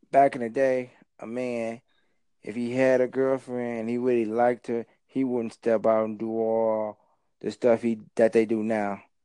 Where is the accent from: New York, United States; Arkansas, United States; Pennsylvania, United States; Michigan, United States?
Michigan, United States; Detroit; I'm from Detroit